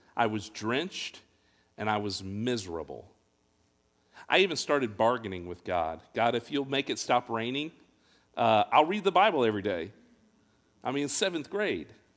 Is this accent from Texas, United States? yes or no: no; Fort Wayne, Indiana, United States; I grew up in Fort Wayne, Indiana